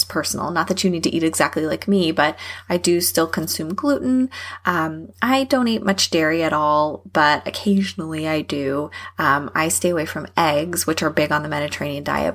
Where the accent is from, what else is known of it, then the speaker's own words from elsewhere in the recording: Texas, United States; I'm from Texas